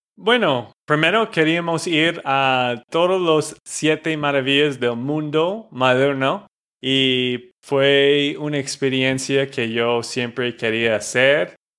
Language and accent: Spanish; Texas, United States; de Texas, Estados Unidos